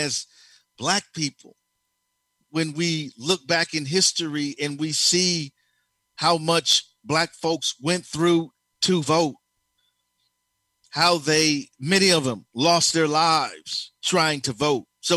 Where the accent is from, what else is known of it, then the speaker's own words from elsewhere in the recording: United States; I was born here. I'm an American